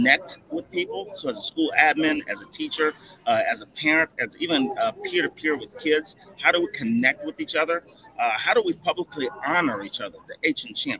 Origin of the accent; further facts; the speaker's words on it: Columbus, Ohio, United States; I'm from Columbus, Ohio.